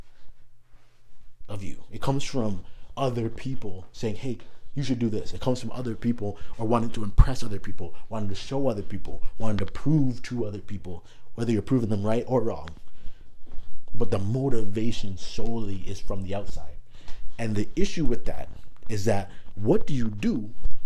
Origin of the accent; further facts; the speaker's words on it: Toronto, Ontario, Canada; moved away as an adult; also born or lived in Iowa; I'm from Toronto, so I'm in another country now